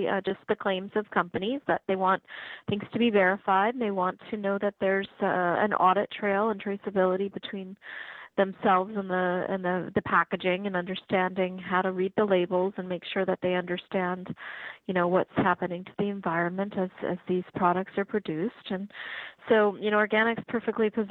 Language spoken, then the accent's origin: English; Regina, Saskatchewan, Canada; moved away; I'm from Regina